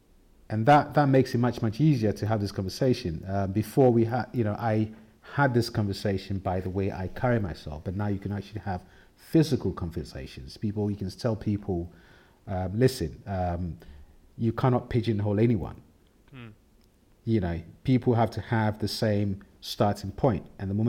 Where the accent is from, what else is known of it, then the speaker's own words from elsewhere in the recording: Ghana; I think being myself as a male, as a black man, as a Scandinavian, as a Ghanaian, I don't reduce myself on any point at all.